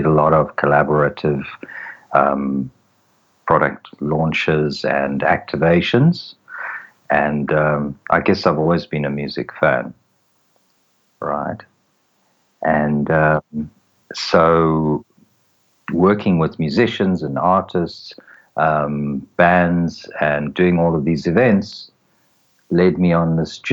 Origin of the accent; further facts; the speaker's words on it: South Africa; moved away as an adult; now in Israel; I'm actually from South Africa originally, currently living in Israel